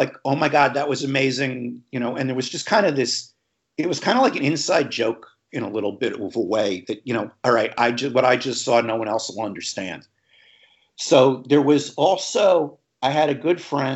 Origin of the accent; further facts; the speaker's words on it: Long Island, New York, United States; where I grew up on Long Island, it was 28 minutes to Penn Station on the railroad